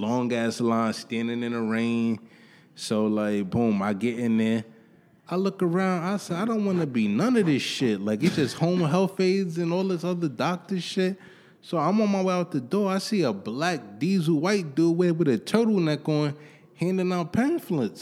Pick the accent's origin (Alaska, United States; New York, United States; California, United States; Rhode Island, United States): New York, United States; New York City; I grew up in Harlem, went to high school